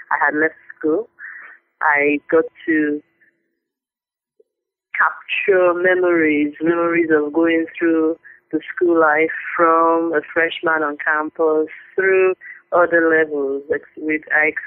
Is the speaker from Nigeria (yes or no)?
yes; Nigeria; I'm a Nigerian. I was born into a family of three girls. I went to school in Nigeria, all my school levels, primary, secondary, university